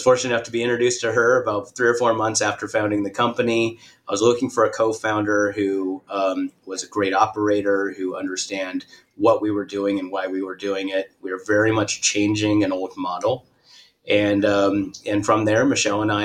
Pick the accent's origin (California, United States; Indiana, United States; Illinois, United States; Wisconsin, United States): California, United States; I'm from California. Born and raised, went to school in Northern California